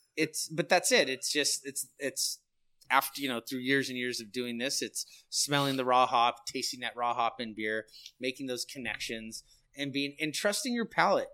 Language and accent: English; San Luis Obispo, California, United States; I'm born and raised in San Luis